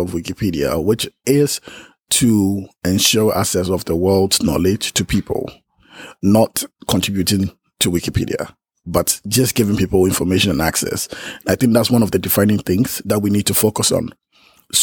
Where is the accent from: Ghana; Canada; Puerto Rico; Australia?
Ghana; I'm from Ghana